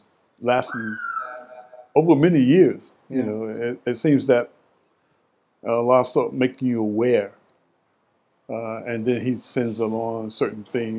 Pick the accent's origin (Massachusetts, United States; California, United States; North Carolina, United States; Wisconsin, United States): North Carolina, United States; Goldsboro; also born or lived in Durham, North Carolina; my hometown of Goldsboro, North Carolina